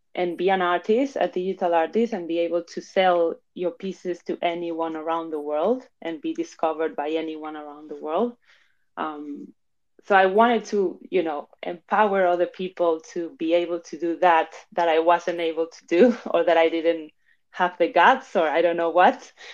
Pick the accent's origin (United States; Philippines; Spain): Spain; Madrid, Community of Madrid; moved away as an adult; also born or lived in Argentina / London, United Kingdom; now in Barcelona, Spain; I was born in Argentina, but I was raised in Spain, in Madrid specifically